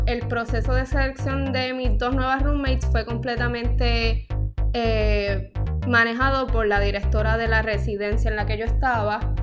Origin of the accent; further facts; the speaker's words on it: Puerto Rico; Aquí en Puerto Rico